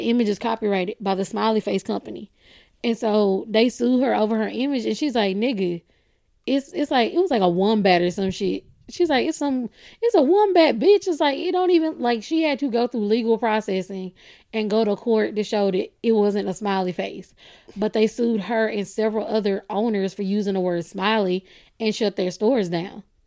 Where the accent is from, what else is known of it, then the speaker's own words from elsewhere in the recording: Texas, United States; I am from Texas